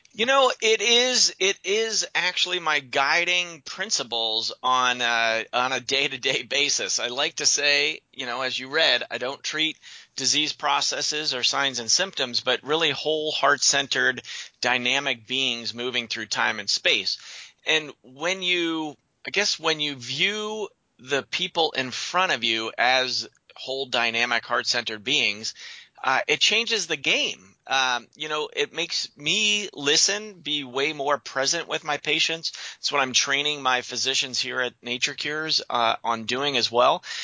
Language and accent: English; Western Pennsylvania, United States; moved away as an adult; also born or lived in Quilcene, Washington; now in Portland, United States; I'm originally from Western Pennsylvania, as we were talking before the show, and I moved out west.